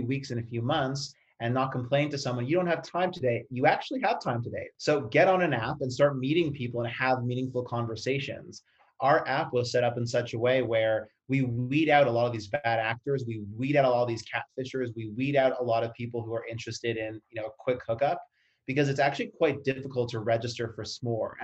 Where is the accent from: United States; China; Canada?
Canada; I'm Canadian.